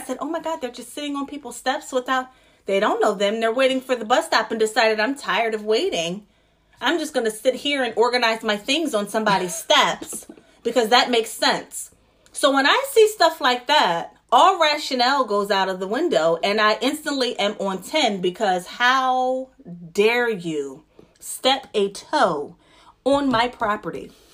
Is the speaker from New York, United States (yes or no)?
no; New Jersey, United States; now in Philadelphia, United States; I'm from Jersey. I'm from the suburbs